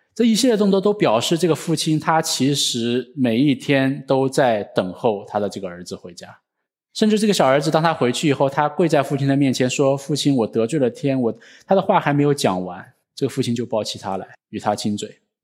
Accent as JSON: {"language": "Chinese", "country": "China", "said": "我们中国人"}